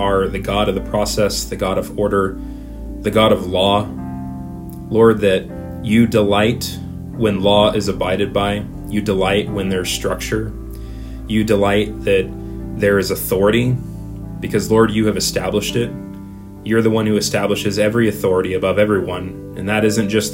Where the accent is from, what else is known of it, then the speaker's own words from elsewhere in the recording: United States; the American in me